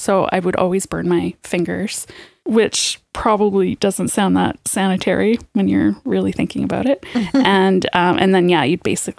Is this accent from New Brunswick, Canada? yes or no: yes; New Brunswick, Canada; moved away; in my hometown